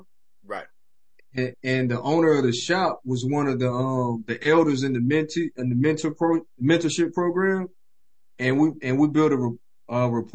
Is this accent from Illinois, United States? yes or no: no; Columbia, South Carolina, United States; I'm born and raised in Columbia, South Carolina